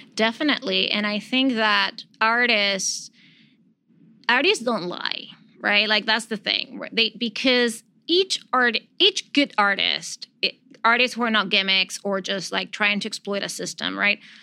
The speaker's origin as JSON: {"language": "English", "country": "Venezuela", "moved": "as an adult", "lives_now": "New York, United States"}